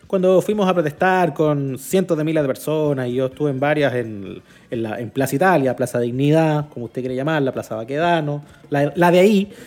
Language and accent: Spanish; Chile; yo, como chileno, como conductor de medios